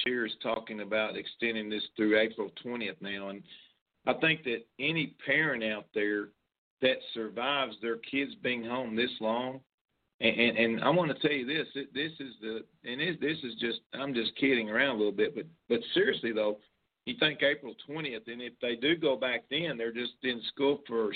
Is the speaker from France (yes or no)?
no; Western Kentucky, United States; growing up in Kentucky, in Western Kentucky